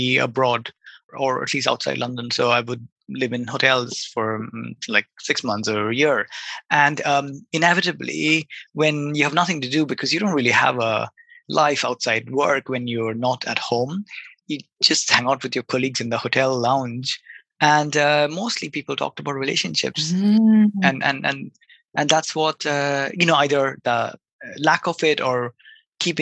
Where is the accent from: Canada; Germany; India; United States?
India; Kolkata, West Bengal; moved away as an adult; also born or lived in Bath, United Kingdom; I grew up in Calcutta, which is a pretty big city in India